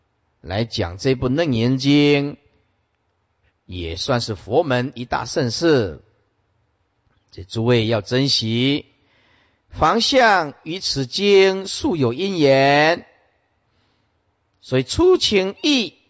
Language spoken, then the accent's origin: Chinese; China; 因为我们是中国人呐，我们是中国人呐。中国人就就要写中文看得懂的呀